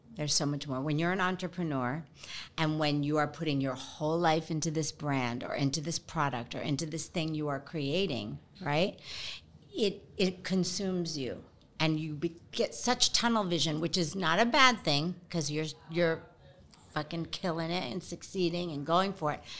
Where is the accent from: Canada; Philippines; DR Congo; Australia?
Philippines; I'm Filipino